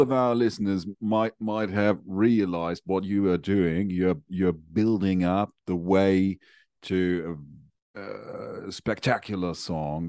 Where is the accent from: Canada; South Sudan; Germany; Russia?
Germany; In Germany, so I I am from Germany.